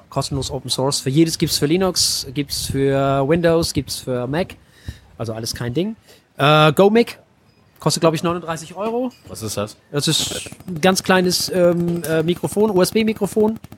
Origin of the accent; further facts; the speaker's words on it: Flensburg, Schleswig-Holstein, Germany; Naja, ich, ich komme aus Flensburg. Also aus dem, man sagt ja immer so schön, Schleswig-Holstein wirbt ja mit der echten Norden.